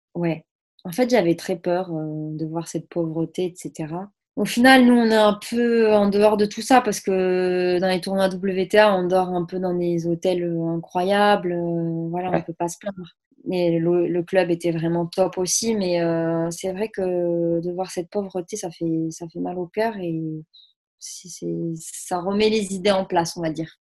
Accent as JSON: {"language": "French", "town": "Saint-Gaudens", "region": "Occitania", "country": "France", "said": "chez moi à Saint-Gaudens"}